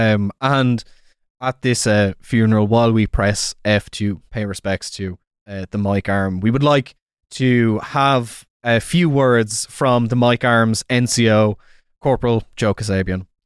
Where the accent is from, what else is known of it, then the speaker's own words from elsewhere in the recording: Ireland; it's a great time to be Irish